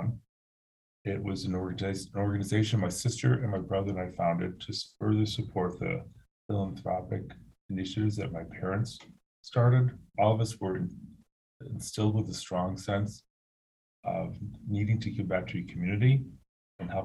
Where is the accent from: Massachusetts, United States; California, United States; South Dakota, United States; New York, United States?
New York, United States; Buffalo; So we are from Buffalo, and we are for Buffalo.